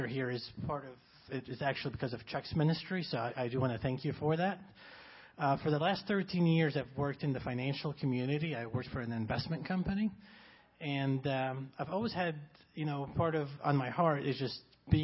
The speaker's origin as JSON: {"language": "English", "country": "Egypt", "tie": "born or raised there", "second_language": "English", "moved": "yes", "lives_now": "United States", "said": "I grew up in Egypt"}